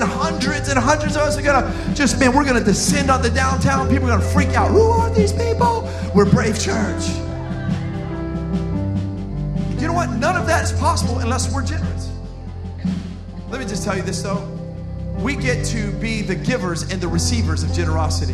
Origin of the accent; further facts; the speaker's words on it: Miami, Florida, United States; I'm from Miami